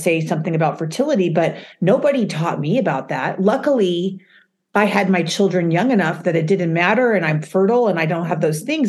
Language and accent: English; Utah, United States; now in New York, United States; Now I was raised in Utah